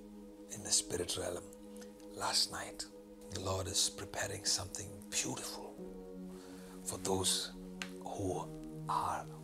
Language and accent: English; India; the state I am from in India